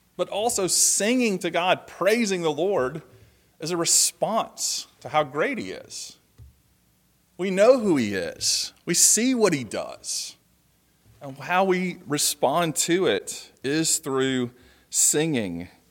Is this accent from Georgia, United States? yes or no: yes; Georgia, United States; moved away; I'm leaving today to go down to Georgia to see family, to go back to my hometown